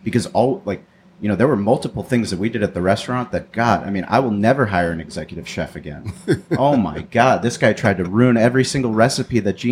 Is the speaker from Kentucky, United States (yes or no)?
no; San Diego, California, United States; I grew up in La Jolla